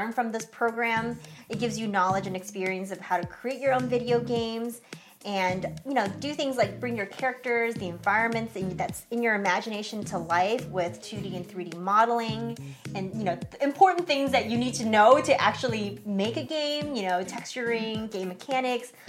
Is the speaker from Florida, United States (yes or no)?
no; San Francisco Bay Area, California, United States; We are from the San Francisco Bay Area